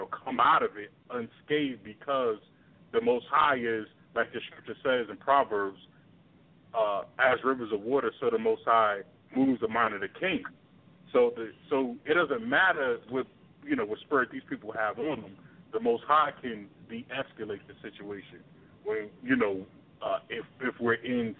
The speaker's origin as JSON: {"language": "English", "town": "New York City", "region": "New York", "country": "United States", "tie": "born or raised there", "said": "I grew up in Brooklyn"}